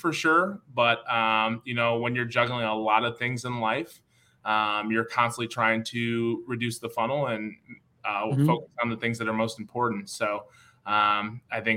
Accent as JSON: {"language": "English", "town": "Chicago", "region": "Illinois", "country": "United States", "tie": "born or raised there", "said": "Chicago is my hometown"}